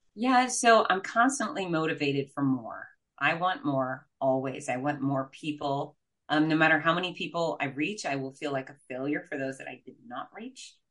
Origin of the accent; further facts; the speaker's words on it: Fort Lauderdale, Florida, United States; I'm from Fort Lauderdale, Florida